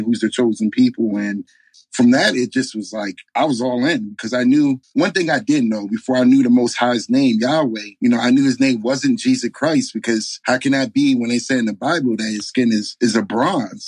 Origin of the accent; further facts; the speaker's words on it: New York, United States; moved away as an adult; also born or lived in Bronx, New York / Delaware; now in Arizona, United States; I grew up in uh, New York, between the Bronx and upstate Catskill Mountains. Um, born and raised up upstate New York from, I'm going to say up to 18, 19